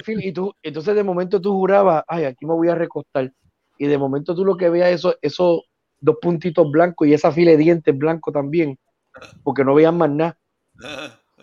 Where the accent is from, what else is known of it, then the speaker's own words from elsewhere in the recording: Puerto Rico; yo soy de Puerto Rico